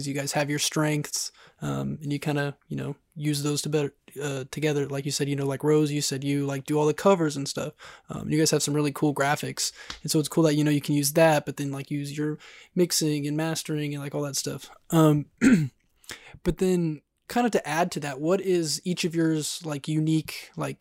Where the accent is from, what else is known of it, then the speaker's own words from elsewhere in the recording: Kansas, United States; Because I'm from Kansas